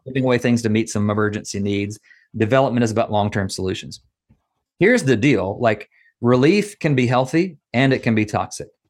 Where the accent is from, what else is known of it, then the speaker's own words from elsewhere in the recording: Nashville, Tennessee, United States; accent: Southern; moved away as an adult; now in Atlanta, United States; I'm from Nashville